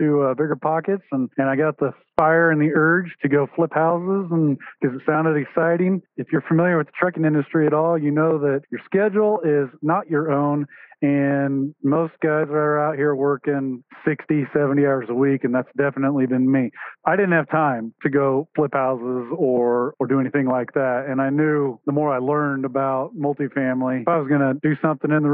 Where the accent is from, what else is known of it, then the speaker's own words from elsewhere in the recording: Wichita, Kansas, United States; So I was born and raised in the Wichita, Kansas area. Been there my whole life